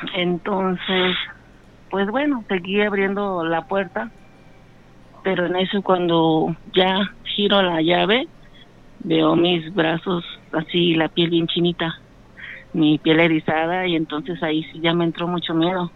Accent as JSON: {"language": "Spanish", "town": "Guadalajara", "region": "Jalisco", "country": "Mexico", "said": "De Guadalajara."}